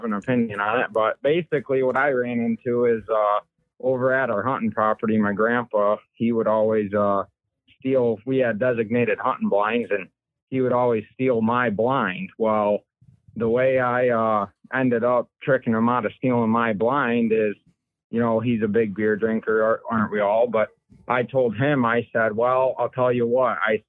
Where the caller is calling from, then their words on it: Michigan, United States; I'm calling from the Great Mitten State, Michigan.